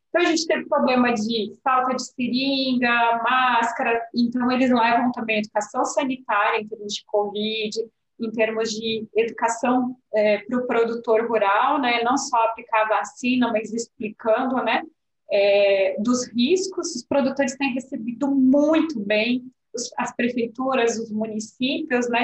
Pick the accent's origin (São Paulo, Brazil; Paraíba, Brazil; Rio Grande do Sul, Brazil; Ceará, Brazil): Rio Grande do Sul, Brazil; Pelotas; eu que sou de Pelotas, São Lourenço ali